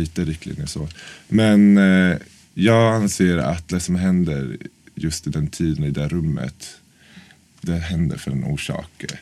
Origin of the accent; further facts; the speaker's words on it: Norrköping, Östergötland, Sweden; moved away as an adult; now in Stockholm, Sweden; Ja, jag är från Norrköping egentligen. Så jag flyttade till Stockholm för nio år sedan.